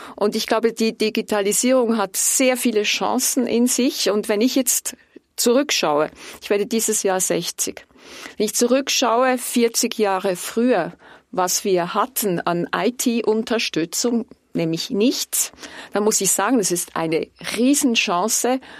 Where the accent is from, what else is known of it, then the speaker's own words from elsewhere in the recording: Switzerland; Ich wurde Diplomatin, weil ich stolz bin auf unser Land